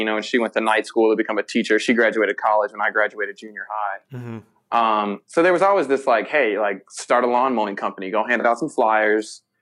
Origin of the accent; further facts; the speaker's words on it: Park Forest, Illinois, United States; I spent some time growing up in Park Forest